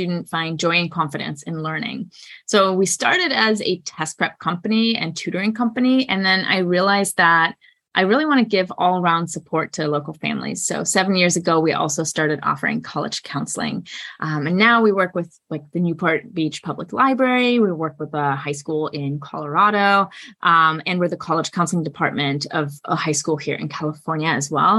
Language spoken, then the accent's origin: English; Germany; moved away as an adult; now in United States; I'm from Germany, born and raised, and I came to the US for my undergraduate studies.